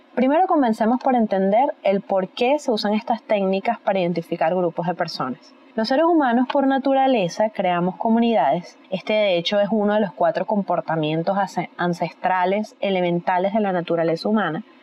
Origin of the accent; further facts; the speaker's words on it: Venezuela; en mi país, Venezuela